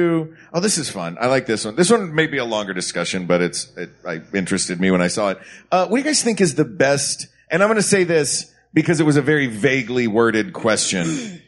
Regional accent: Knoxville, Tennessee, United States; And that is also from my hometown of Knoxville, Tennessee.

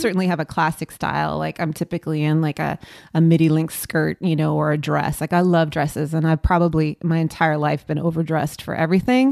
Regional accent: Long Beach, California, United States; moved away as an adult; now in Los Angeles, United States; I grew up in Long Beach and I lived in Long Beach and I came to LA for work

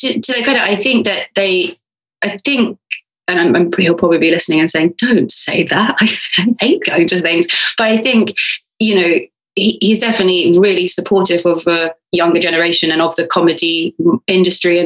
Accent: United Kingdom; I'm a British girl

